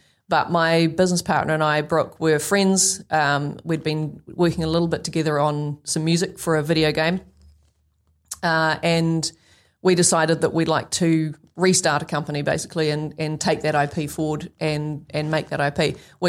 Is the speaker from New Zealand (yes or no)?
yes; New Zealand; New Zealanders are not great at selling ourselves.